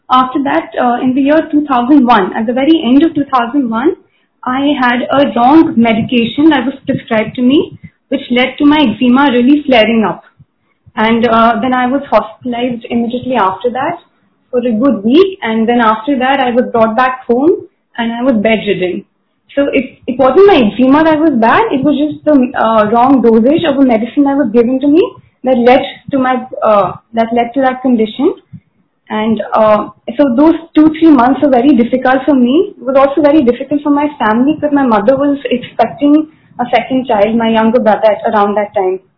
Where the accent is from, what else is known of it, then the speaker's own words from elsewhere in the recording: Mumbai, Maharashtra, India; I'm from Bombay.